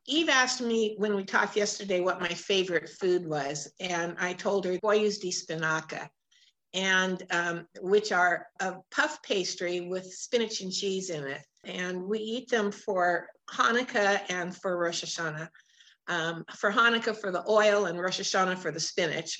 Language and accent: English; Portland, United States; I was born and raised in Portland